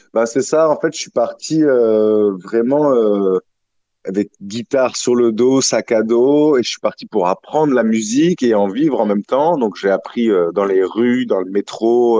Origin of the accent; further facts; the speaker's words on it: Toulouse, Occitania, France; moved away as an adult; also born or lived in Latin America; now in Marseille, France; je suis toulousain, mais j'ai beaucoup euh, voyagé, vagabondé, et j'ai atterri à Marseille depuis un peu plus d'un